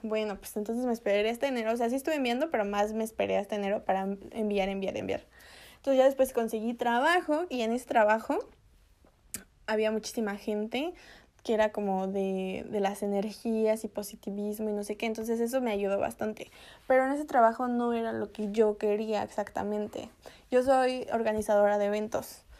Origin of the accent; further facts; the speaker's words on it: Mexico; moved away as an adult; now in United States; Si me regreso a México, las cosas en México, en mi país, ya están mejorando